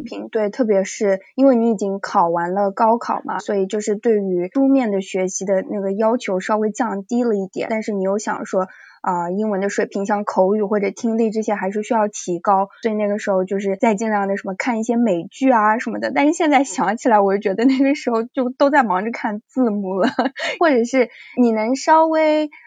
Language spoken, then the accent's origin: Chinese; China; moved away as an adult; also born or lived in United States; 如果我小组里面只有我一个中国人